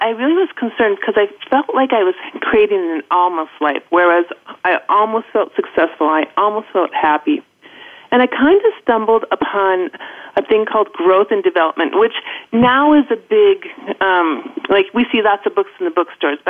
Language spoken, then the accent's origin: English; Minnesota, United States; accent: Midwest; moved away as an adult; also born or lived in Los Angeles; I grew up and went to college in Minnesota